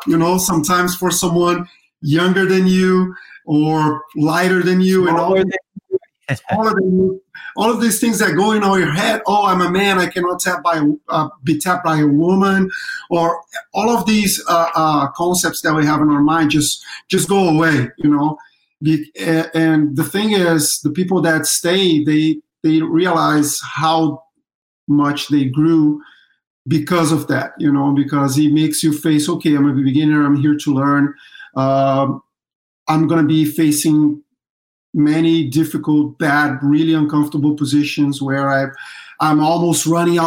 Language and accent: English; Rio de Janeiro, Brazil; moved away; I was born in Brazil, in Rio de Janeiro, Brazil